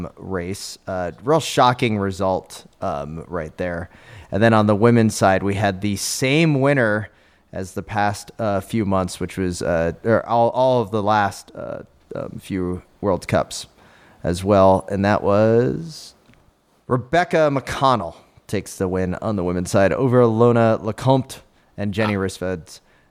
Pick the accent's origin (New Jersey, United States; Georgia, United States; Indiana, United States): New Jersey, United States; accent: Jersey Shore; I'm from the Jersey Shore.